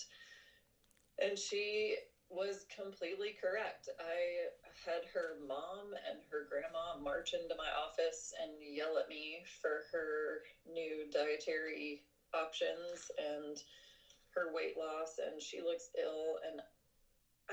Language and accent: English; Charleston, United States; there were no neurology jobs in Charleston, where that's my hometown